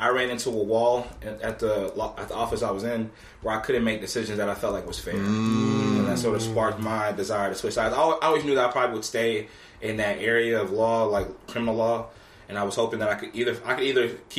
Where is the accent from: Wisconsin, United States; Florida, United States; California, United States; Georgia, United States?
Georgia, United States; Norcross; I'm from Georgia, grew up Norcross